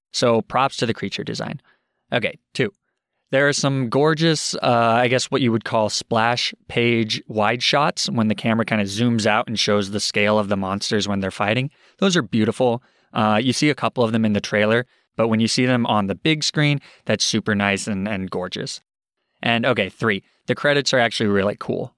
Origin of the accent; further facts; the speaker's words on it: Arizona, United States; now in Boston, United States; I grew up in Arizona